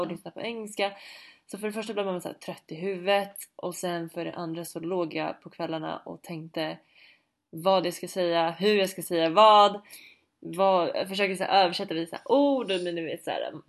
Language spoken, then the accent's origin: Swedish; Sweden; moved away; vi ska åka hem till Sverige under jul